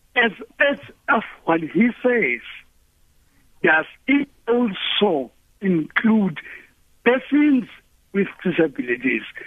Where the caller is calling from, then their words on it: Mthatha, Eastern Cape, South Africa; I'm calling from Umkata